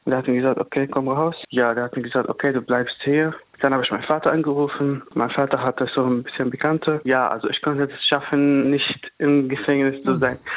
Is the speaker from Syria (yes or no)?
yes; Damascus, Damascus Governorate, Syria; German is a second language; moved away as an adult; also born or lived in Lebanon; now in Giessen, Germany; Ich komme aus Damaskus. Damaskus ist die Hauptstadt.